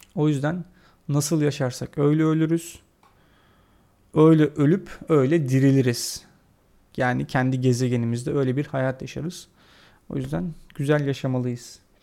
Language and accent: Turkish; Turkey; Biz Türkler olarak